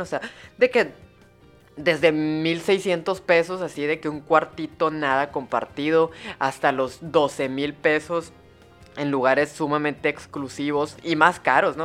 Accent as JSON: {"language": "Spanish", "town": "Hermosillo", "region": "Sonora", "country": "Mexico", "said": "soy de Hermosillo, Sonora"}